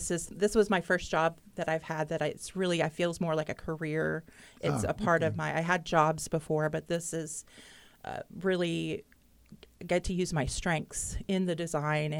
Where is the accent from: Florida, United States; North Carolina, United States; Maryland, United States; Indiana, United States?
Indiana, United States; Muncie; also born or lived in Yorktown, Indiana; I grew up in Muncie